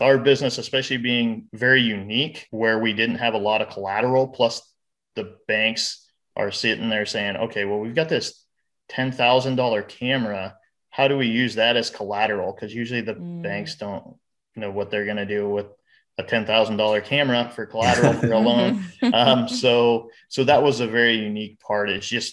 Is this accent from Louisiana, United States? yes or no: no; Fairbury, Nebraska, United States; We're both from Fairbury. Okay. So we both graduated from Fairbury